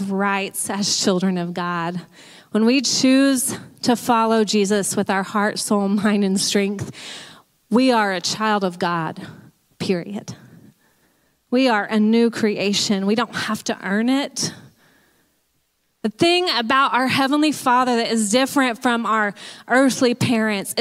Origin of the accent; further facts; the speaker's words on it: Texas, United States; moved away as an adult; One thing that I identified with growing up was being a Texan